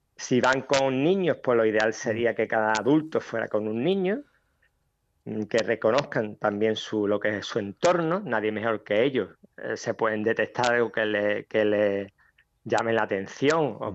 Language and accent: Spanish; Ceuta, Spain; natural de Ceuta